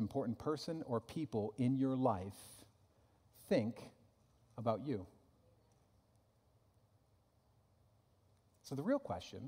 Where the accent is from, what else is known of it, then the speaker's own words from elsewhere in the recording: United States; I'm an American